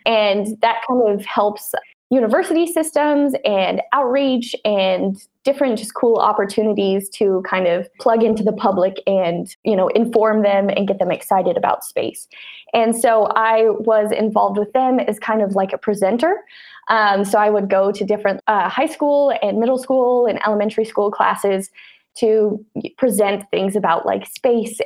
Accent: Laurel, Montana, United States; I grew up in Laurel, Montana

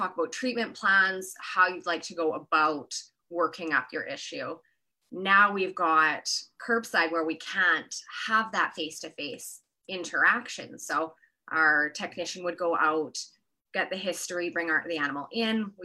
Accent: Kelowna, British Columbia, Canada; moved away as an adult; also born or lived in Edinburgh, Scotland / California; I'm originally from Kelowna

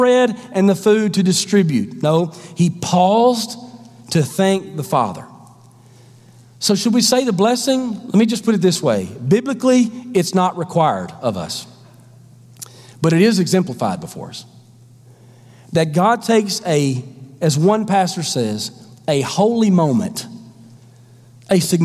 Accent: the South, United States; I grew up in the South.

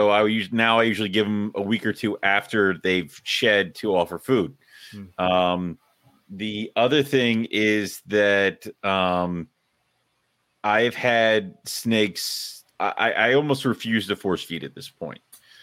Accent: Scotland, United Kingdom; So first off, I'm Scottish.

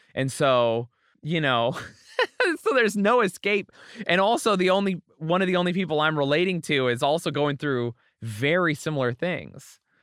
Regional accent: Utah, United States; also born or lived in Springfield, Oregon / California; I was born in Springfield, Oregon. I was raised partially in California and then mostly in Utah, in this tiny town in the middle of nowhere, Utah

